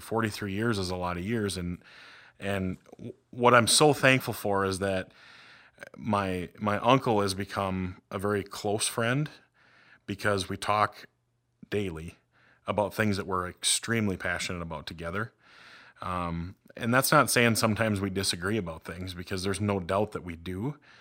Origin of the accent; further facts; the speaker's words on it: Red River Valley, United States; moved away; I grew up in the Red River Valley